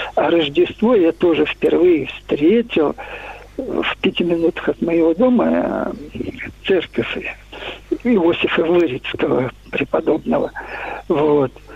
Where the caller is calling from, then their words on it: Moscow, Russia; я звоню из Москвы